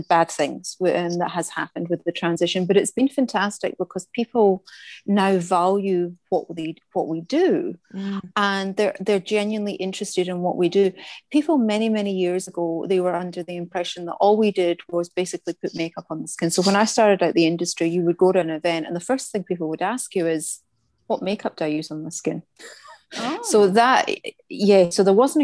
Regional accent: Scotland, United Kingdom; moved away as an adult; now in Australia; as you can probably hear by the accent, I'm from Scotland. I've been in Australia about 23 years

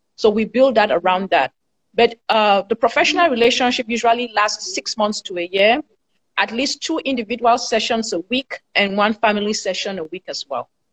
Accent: Cameroon; moved away as an adult; now in United States; I'm from Cameroon originally

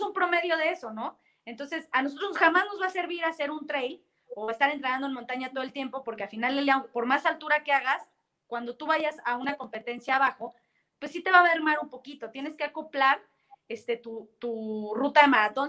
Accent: Mexico; como mexicano

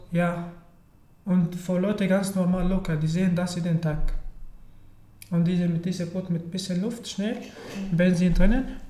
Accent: Syria; German is a second language; moved away as an adult; also born or lived in Turkey; now in Germany; ich komme aus Syrien und äh, ich wohne in Deutschland seit ungefähr drei Jahren

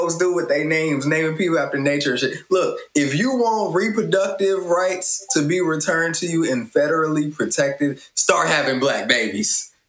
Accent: Indiana, United States; So you know how I grew up in Indiana, right?

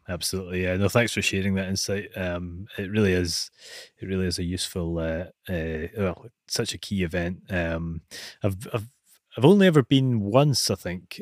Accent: Scotland, United Kingdom; being Scottish

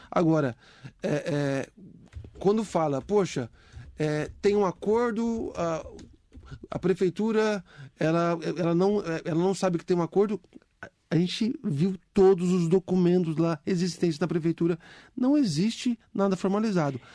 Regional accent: Mogi das Cruzes, São Paulo, Brazil; Eu morei a minha vida inteira no Mogilar. Desde criancinha, eu dava tchau pro trem

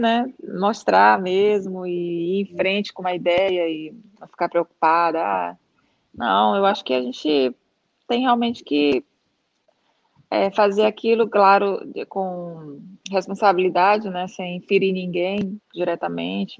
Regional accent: São Luís, Maranhão, Brazil; moved away as an adult; na nossa cidade é, é uma ilha é, é, em, em alguns aspectos, assim, não só questão geográfica, né? Hum, e, e, na época que eu saí de São Luís, em 2000

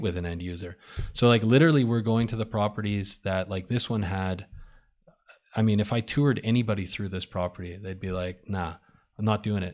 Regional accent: Winnipeg, Manitoba, Canada; now in Vancouver, Canada; I grew up in Winnipeg

